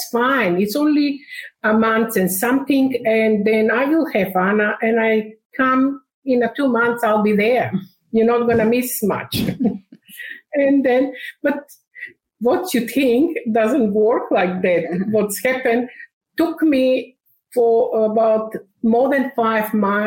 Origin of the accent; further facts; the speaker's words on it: North Macedonia; English is a second language; moved away as an adult; now in Australia; I was born in Macedonia in 1999 we migrated to Australia